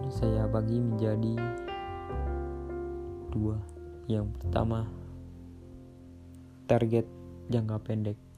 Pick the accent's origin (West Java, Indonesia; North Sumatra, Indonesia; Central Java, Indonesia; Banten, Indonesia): Central Java, Indonesia; Temanggung; Asal saya dari Kabupaten Temanggung, Jawa Tengah